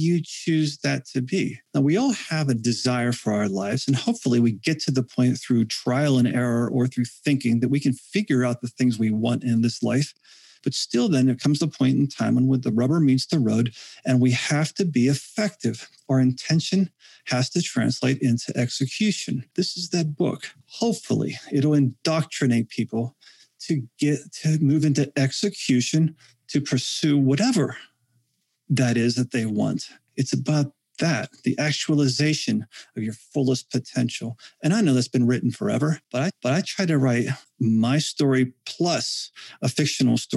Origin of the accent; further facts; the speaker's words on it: Western Pennsylvania, United States; I come from Western Pennsylvania.